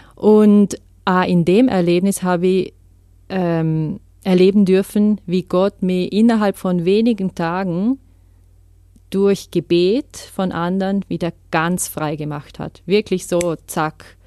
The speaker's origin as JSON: {"language": "German", "region": "Vorarlberg", "country": "Austria", "tie": "born or raised there", "moved": "as an adult", "said": "Ich bin in Vorarlberg aufgewachsen, bin eigentlich Schweizerin und Französin, aber habe mein ganzes Leben in Österreich verbracht"}